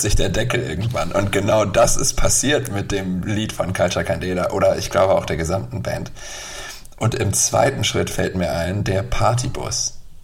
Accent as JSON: {"language": "German", "region": "Bremen", "country": "Germany", "said": "ich komme ja aus Bremen"}